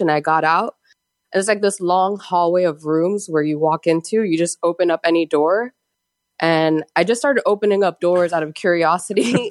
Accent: Miami, Florida, United States; now in Peru; I'm from Miami.

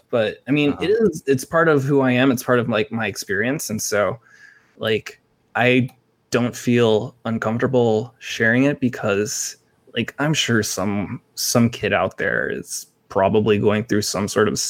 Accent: Philippines; So I never disassociated myself being Filipino.

